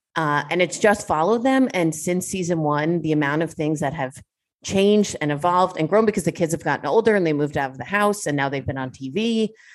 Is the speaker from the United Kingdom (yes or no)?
no; New York, United States; As a New Yorker myself